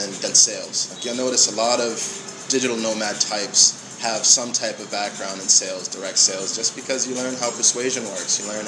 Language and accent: English; Brockton, Massachusetts, United States; moved away; I'm originally from Boston, just outside of Boston, a little city called Brockton.